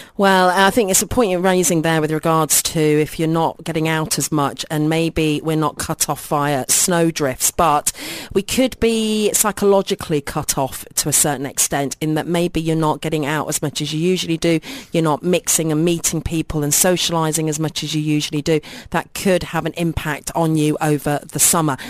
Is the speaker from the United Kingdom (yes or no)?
yes; United Kingdom; now in United Arab Emirates; if I was back in my home country in the U K